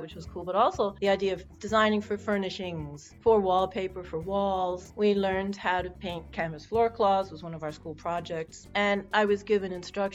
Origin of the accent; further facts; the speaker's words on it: Barcelona, Catalonia, Spain; I grew up in Barcelona